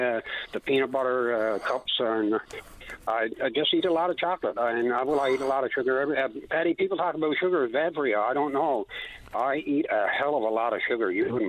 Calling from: Corner Brook, Newfoundland and Labrador, Canada; I'm calling from Cornerbrook.

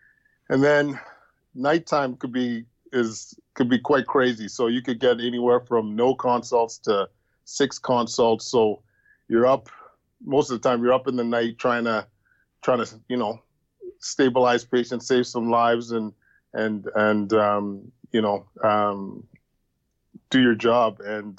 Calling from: Ottawa, Ontario, Canada; I am calling from the Ottawa Hospital Civic Campus.

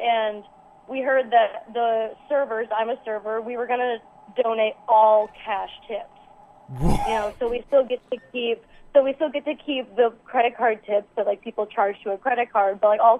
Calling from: Iowa City, Iowa, United States; Hi, this is …, and I'm from Iowa City.

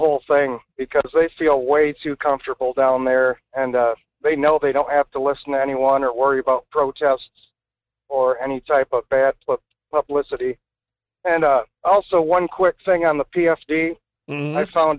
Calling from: Anchor Point, Alaska, United States; Hi, this is … from Anchor Point, Alaska.

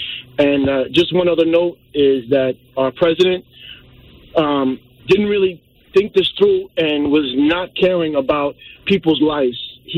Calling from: New Jersey, United States; from New Jersey. I currently work in a prison system

